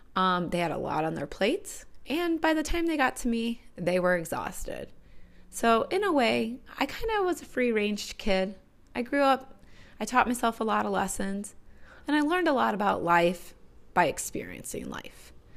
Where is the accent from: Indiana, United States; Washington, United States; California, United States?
Indiana, United States; Northwest; now in Chicago, United States; I grew up in Northwest Indiana.